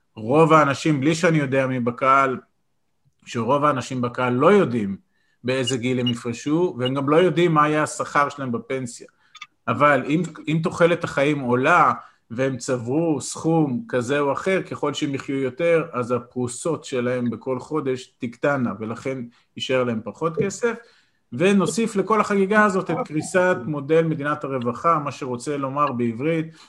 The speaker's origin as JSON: {"language": "Hebrew", "country": "Israel", "tie": "born or raised there", "said": "אני גדלתי בקיבוץ אה, להורים שכירים"}